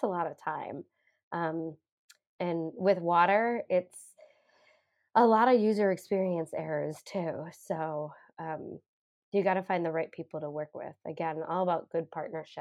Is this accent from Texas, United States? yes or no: no; Chicago, Illinois, United States; moved away; I grew up in the Chicago area.